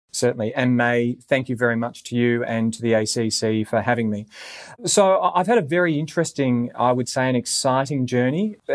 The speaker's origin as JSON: {"language": "English", "town": "Gold Coast", "region": "Queensland", "country": "Australia", "tie": "born or raised there", "also_born_or_lived": "United Arab Emirates", "moved": "yes", "said": "growing up on the Gold Coast, we didn't have a strong Indian community"}